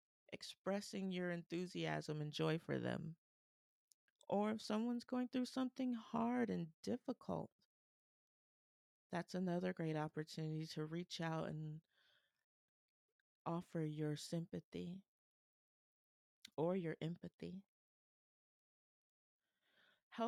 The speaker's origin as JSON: {"language": "English", "town": "Columbus", "region": "Ohio", "country": "United States", "tie": "born or raised there", "said": "my hometown of Columbus, Ohio"}